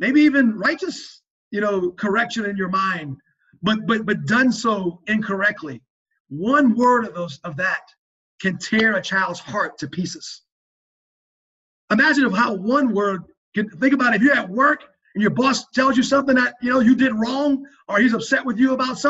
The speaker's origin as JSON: {"language": "English", "region": "South Louisiana", "country": "United States", "tie": "born or raised there", "moved": "yes", "said": "I'm a Cajun"}